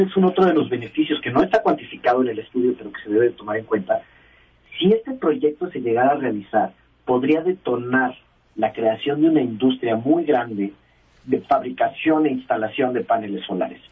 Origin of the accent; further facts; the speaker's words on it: Mexico City, Mexico; los que somos chilangos